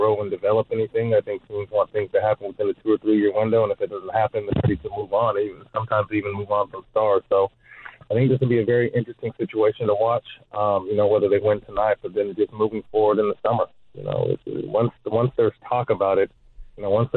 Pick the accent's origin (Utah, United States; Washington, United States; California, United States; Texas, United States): California, United States; Sacramento; I work for the Sacramento Kings. That's my hometown team.